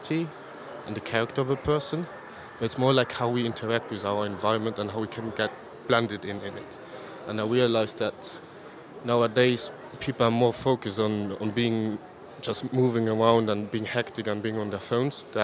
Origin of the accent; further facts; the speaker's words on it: Luxembourg; I'm from Luxembourg, actually. I grew up here in the city